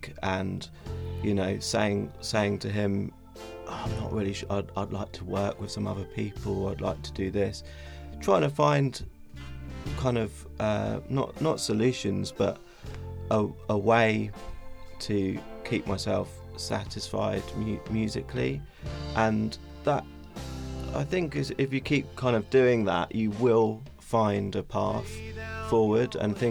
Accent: Battle, South East England, United Kingdom; moved away as an adult; now in London, United Kingdom; I grew up in a little town called Battle, which is near Hastings

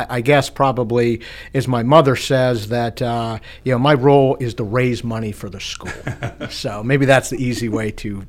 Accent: DuBois, Pennsylvania, United States; moved away; DuBois is actually my hometown. I haven't lived here in quite a few years, but recently moved back, so I'm excited to be back.

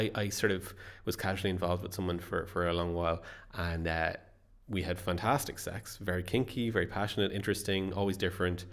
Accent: Ireland; I am an Irish writer.

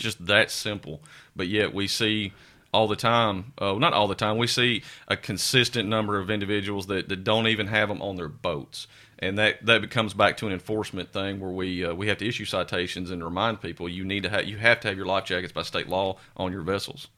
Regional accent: Sumner County, Tennessee, United States; also born or lived in Scott County, Tennessee; I grew up in Sumner County, have family there

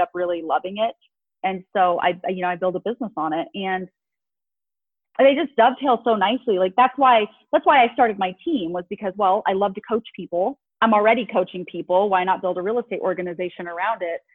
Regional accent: Las Vegas, Nevada, United States; Born and raised in Vegas

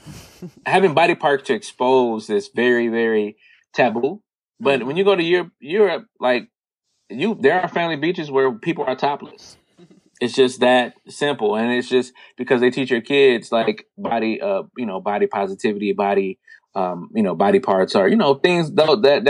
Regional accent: United States; because I was raised here in America

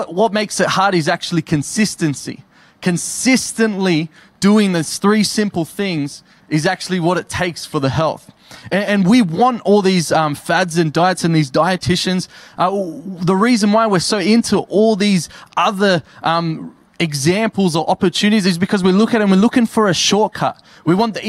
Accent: Campbelltown, New South Wales, Australia; now in Tamworth, Australia; I'm from Campbelltown

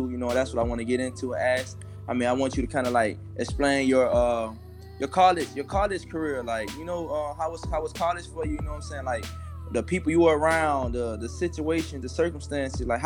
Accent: Miami, Florida, United States; me, I'm from Miami, Liberty City.

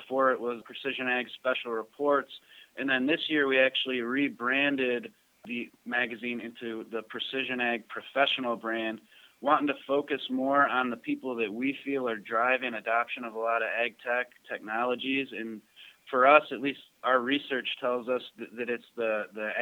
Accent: Cleveland, Ohio, United States; also born or lived in northern Michigan; I'm a Cleveland kid, born and raised in Cleveland, Ohio. Lived here basically my whole life.

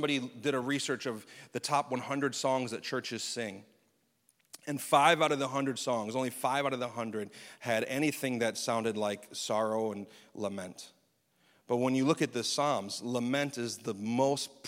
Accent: United States; as American Christians

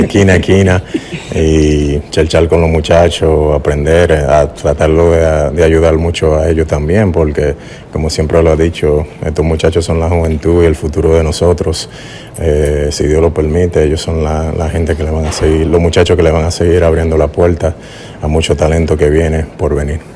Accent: Dominican Republic; moved away; aquí en mi país

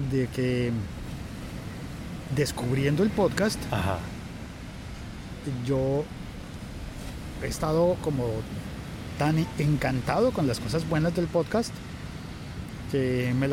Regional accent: Bogotá, Colombia; Yo soy de Bogotá a muchas horas de cualquier playa.

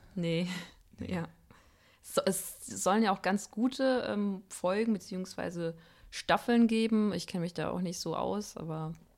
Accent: Fuldatal, Hesse, Germany; aus Fuldatal, Iringshausen.

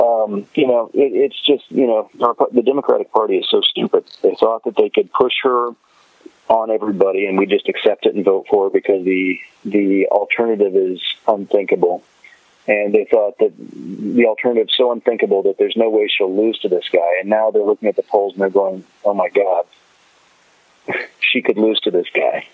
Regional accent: United States; we as American viewers

